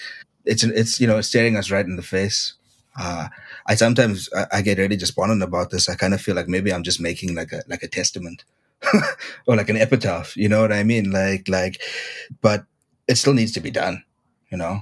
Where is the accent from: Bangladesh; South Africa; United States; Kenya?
South Africa; Durban, KwaZulu-Natal; Durban, my hometown